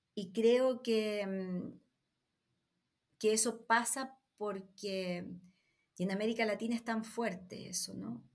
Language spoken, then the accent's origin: Spanish; Chile; Yo soy latina, soy chilena